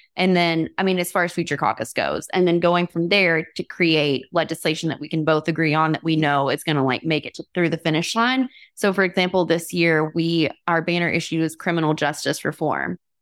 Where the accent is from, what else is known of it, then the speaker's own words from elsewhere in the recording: Alabama, United States; now in Vermont, United States; I grew up in Alabama, you know, debutante culture, went to etiquette class